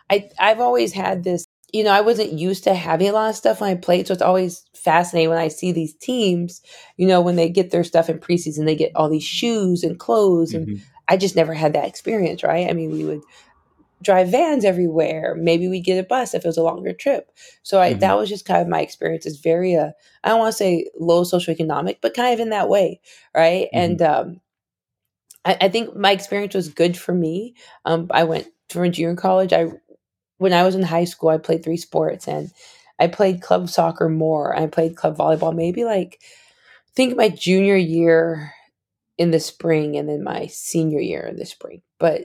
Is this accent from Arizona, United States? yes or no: yes; Arizona, United States; I grew up in Arizona, 5 minutes from the Mexican border. So a majority minority city.